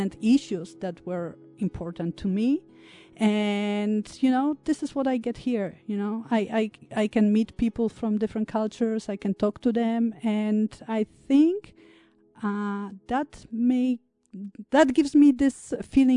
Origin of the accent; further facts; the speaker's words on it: Poland; moved away; I grew up in Poland